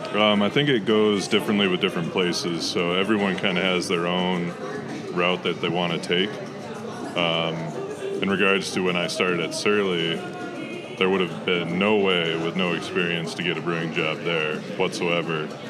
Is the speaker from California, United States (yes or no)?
no; Morris, Minnesota, United States; I grew up uh, Morris, Minnesota